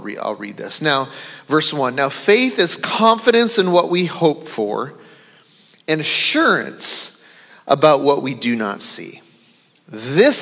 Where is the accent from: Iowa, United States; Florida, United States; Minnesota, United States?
Minnesota, United States; I grew up in the state of Minnesota.